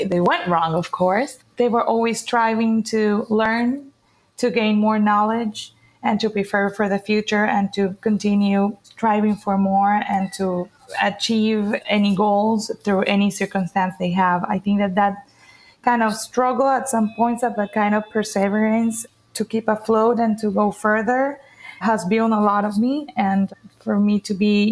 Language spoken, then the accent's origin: English; Cartagena, Bolívar, Colombia; now in Miami, United States; I'm currently based in Miami, but I'm right now in Colombia in my hometown, Cartagena.